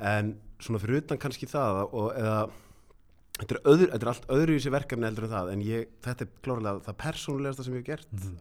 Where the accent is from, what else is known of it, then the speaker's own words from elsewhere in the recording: Reykjavík, Capital Region, Iceland; ólst upp á Grettiskutunni fyrst ah. þannig að það var bara í miðbænum